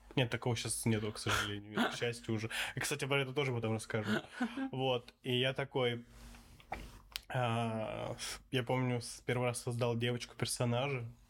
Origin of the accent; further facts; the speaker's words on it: Saint Petersburg, Russia; Я такой, из Питера